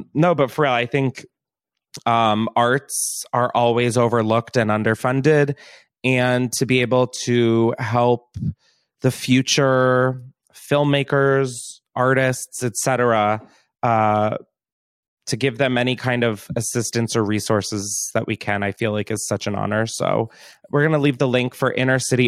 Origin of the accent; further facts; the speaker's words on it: Delaware, United States; moved away; I'm from Delaware. There's not really like an entertainment industry. There's no fame. Like that's just never been a part of my upbringing